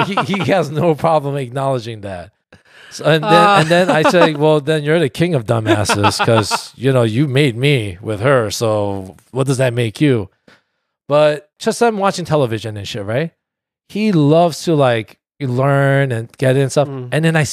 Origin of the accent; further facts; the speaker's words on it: South Korea; born there; And like, I was born in Korea.